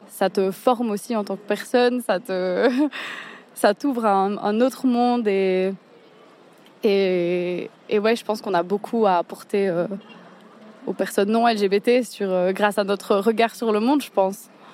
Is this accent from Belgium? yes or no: yes; Liège, Wallonia, Belgium; je suis liégeoise, j'ai 24 ans